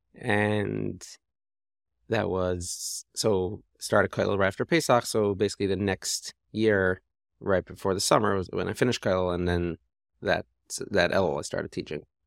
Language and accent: English; Toronto, Ontario, Canada; moved away; I grew up in Toronto